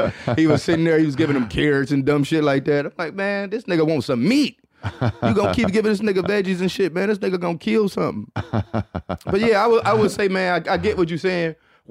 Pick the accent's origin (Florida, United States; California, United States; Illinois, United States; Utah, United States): Florida, United States; I'm from Florida where white people... shit is fucking with alligators.